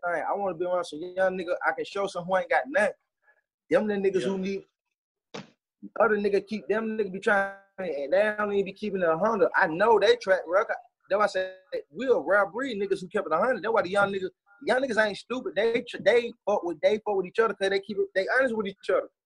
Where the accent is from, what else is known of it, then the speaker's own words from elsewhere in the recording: Atlanta, Georgia, United States; Growing up in East Atlanta